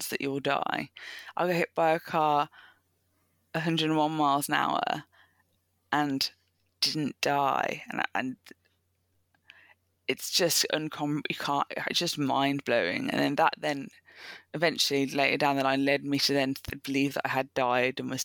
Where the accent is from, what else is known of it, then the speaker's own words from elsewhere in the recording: Birmingham, West Midlands, United Kingdom; Came back to my hometown